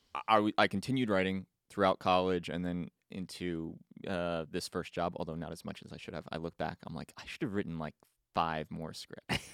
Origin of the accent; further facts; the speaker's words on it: East Brunswick, New Jersey, United States; moved away as an adult; now in Los Angeles, United States; I grew up in Jersey, East Brunswick